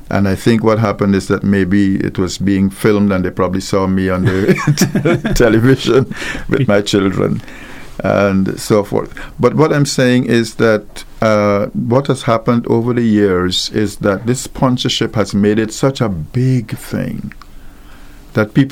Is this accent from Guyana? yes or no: yes; Guyana; also born or lived in Mandeville, Jamaica; now in Antigua and Barbuda; I'm from Guyana, and there was no carnival in Guyana, and I was uh, before I came to Antigua, I lived in Jamaica, in the middle of Jamaica, in Mandeville